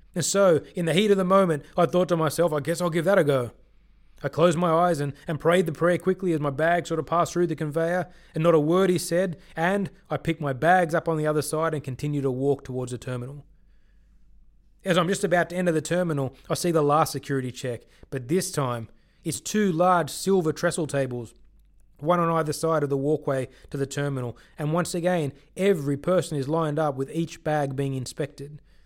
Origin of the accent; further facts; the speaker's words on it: Sydney, New South Wales, Australia; also born or lived in Chennai, India / Bangalore, India; I grew up in Sydney, Australia, and was the only black kid in school until I was about sixteen